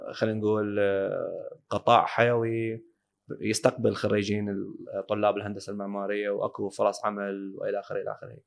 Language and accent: Arabic; Baghdad Governorate, Iraq; عندنا ببغداد